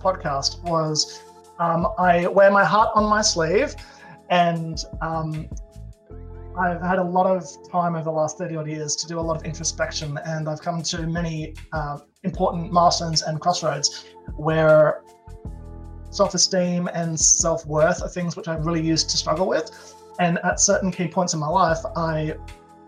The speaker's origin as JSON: {"language": "English", "country": "Australia", "said": "I'm Australian"}